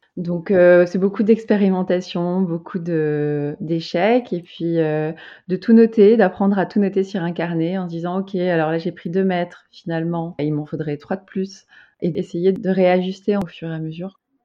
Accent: Bordeaux, Nouvelle-Aquitaine, France; moved away as an adult; also born or lived in Paris; now in Amsterdam, Netherlands; Je viens de, de Bordeaux

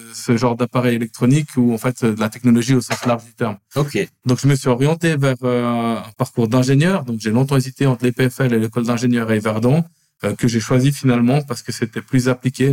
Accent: Lausanne, Vaud, Switzerland; je suis né et j'ai grandi à Lausanne. J'ai fait toutes mes écoles obligatoires à Lausanne

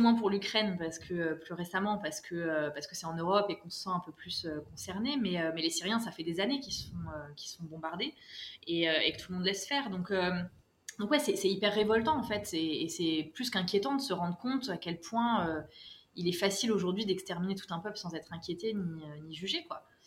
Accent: France; moved away as an adult; also born or lived in Paris; now in Morocco; Je suis française, mais j'ai été adoptée par le Maroc, où je me suis installée pour de bon il y a quelques mois

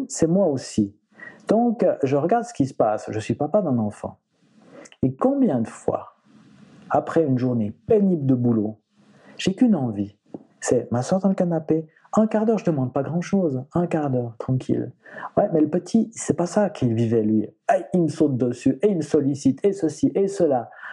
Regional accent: Switzerland; chez nous en Suisse

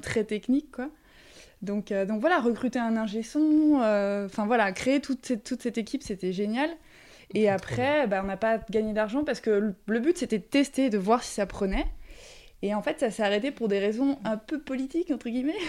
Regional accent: Chantilly, Hauts-de-France, France; moved away as an adult; also born or lived in Marseille / China; j'ai grandi à Chantilly, mais on est plutôt du sud.

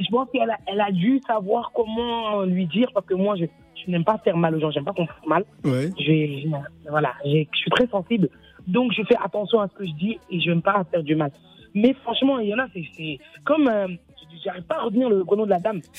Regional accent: Mali; also born or lived in Senegal; Moi, je suis malienne et sénégalaise.

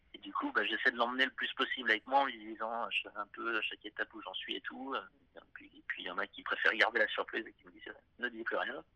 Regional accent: Clermont-Ferrand, Auvergne-Rhône-Alpes, France; je suis un mec de Clermont-Ferrand

